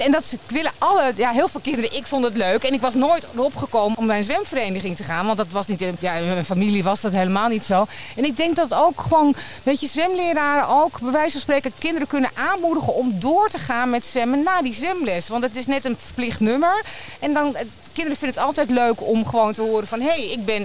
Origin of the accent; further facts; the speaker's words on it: Haren, Groningen, Netherlands; moved away; ik kom uit Groningen eh, in Haren. En mijn, mijn buitenbad waar ik gewoon opgegroeid ben